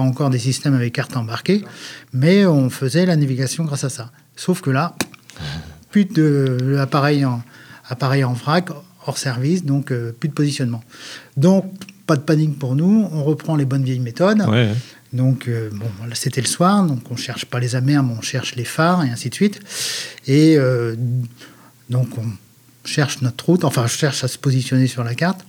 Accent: northern Brittany, France; je suis originaire de la Bretagne Nord

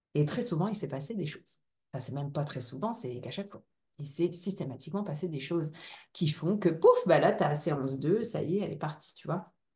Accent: Ch'ti, Hauts-de-France, France; accent: ch'ti; mon petit accent ch'ti

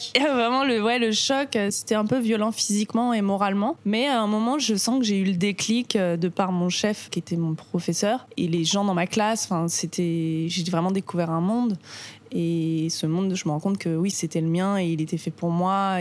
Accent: Marcoussis, Île-de-France, France; now in Paris, France; j'ai grandi là-bas, à Marcoussis précisément

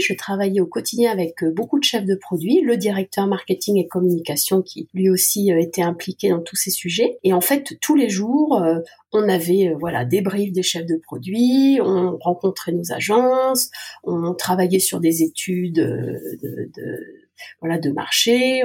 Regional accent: Alsace, Grand Est, France; also born or lived in Moscow / London; now in Lyon, France; je suis revenue dans ma terre natale ou ma terre de cœur, puisque je suis alsacienne

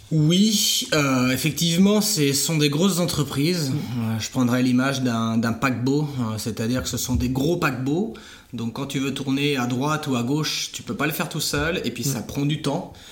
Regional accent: Saint-Jean-de-Monts, Pays de la Loire, France; also born or lived in Barcelona / Florence; je suis originaire de Saint-Jean-de-Mont en Vendée

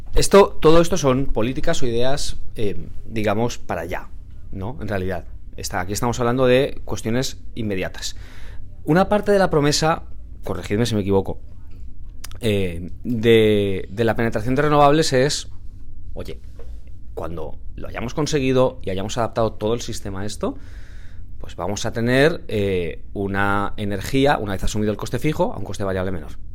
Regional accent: Valencia, Valencian Community, Spain; yo soy de Valencia

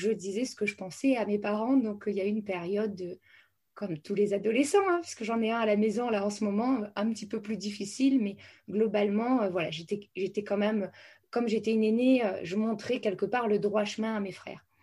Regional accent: France; moi, je suis euh, une fille de militaire. Donc, j'ai énormément déménagé partout en France. J'ai fait plus de 16 déménagements euh, dans ma jeunesse.

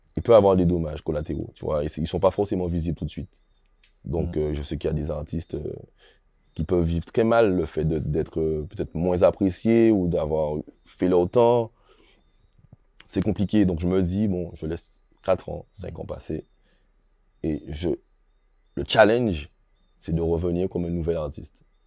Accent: Guadeloupe; chez moi en Guadeloupe

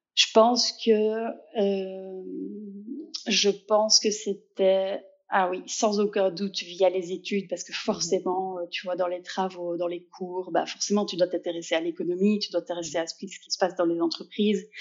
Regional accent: Liège, Wallonia, Belgium; je suis liégeoise, euh, donc si on se demande d'où vient un petit accent par moment, euh, il vient de là.

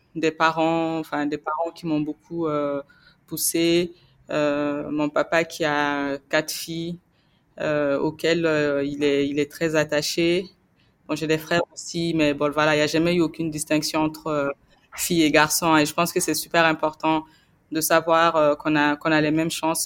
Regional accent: Gao Region, Mali; je suis malienne et je, suis née euh, au Mali et j'y ai grandi. Je suis originaire du nord du Mali, donc la, la, région de Gao, où je suis née d'ailleurs.

